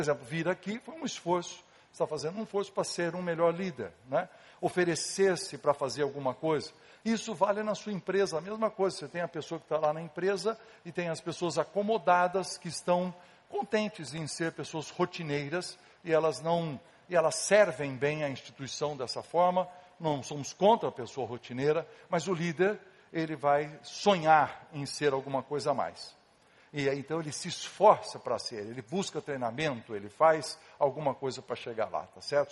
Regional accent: Casa Branca, São Paulo, Brazil; eu era pequeno, lá em Casabranca, ah, onde eu nasci, no interior de São Paulo

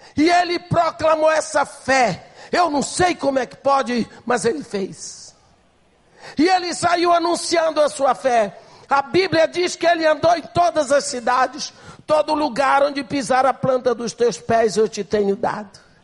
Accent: Brazil; nós nascemos no Brasil

